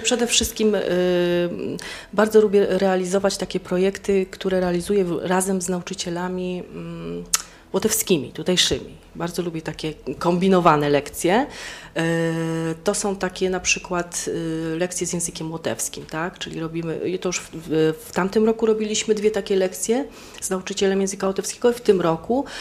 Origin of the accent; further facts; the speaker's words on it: Poland; moved away as an adult; now in Daugavpils, Latvia